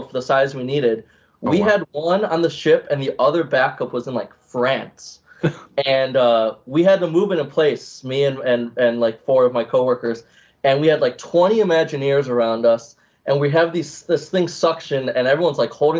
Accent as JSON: {"language": "English", "region": "Ohio", "country": "United States", "also_born_or_lived": "Pittsburgh", "moved": "yes", "said": "So I'm originally from Ohio, so there's like nothing to do."}